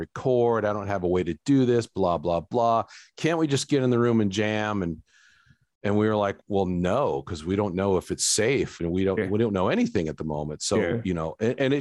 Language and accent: English; Phoenix, Arizona, United States; moved away as an adult; now in Pflugerville, United States; I'm originally from Phoenix, Arizona.